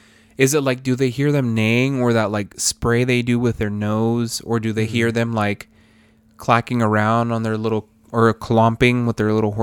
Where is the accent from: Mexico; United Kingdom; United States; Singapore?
Mexico; I grew up in Mexico, in a small town between San Luis Potosí and Zacatecas.